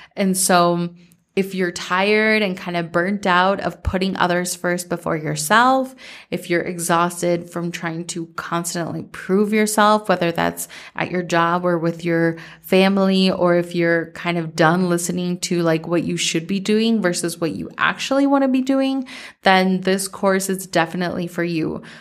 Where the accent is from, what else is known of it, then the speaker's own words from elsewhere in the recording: Minnesota, United States; growing up in Minnesota